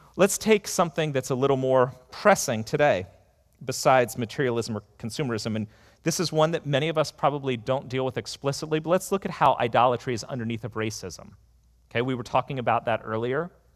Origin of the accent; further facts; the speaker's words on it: United States; being an American